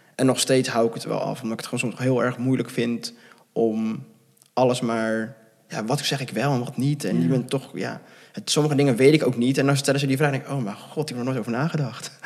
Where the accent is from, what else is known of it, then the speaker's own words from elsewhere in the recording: near Gouda, South Holland, Netherlands; also born or lived in Bogotá, Colombia; opgegroeid in de buurt van Gouda.